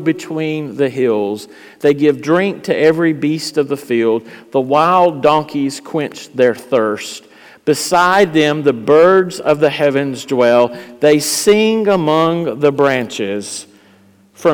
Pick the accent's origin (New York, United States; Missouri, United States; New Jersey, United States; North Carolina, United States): North Carolina, United States; Eastern; I'm from Eastern North Carolina